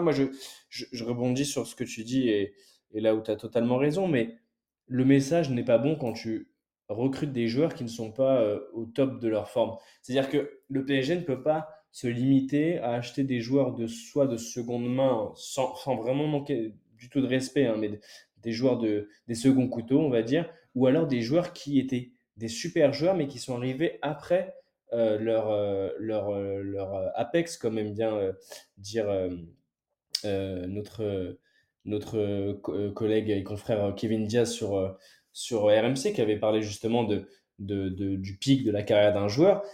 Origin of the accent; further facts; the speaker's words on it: France; en tant que en tant que Français